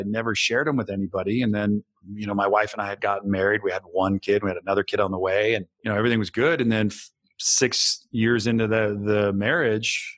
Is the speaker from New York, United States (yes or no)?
no; Bay Area, California, United States; I grew up in the Bay Area